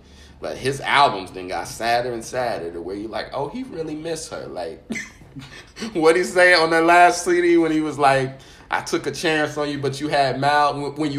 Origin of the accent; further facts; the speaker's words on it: Indianapolis, Indiana, United States; also born or lived in South Georgia; now in New York, United States; I'm from Indianapolis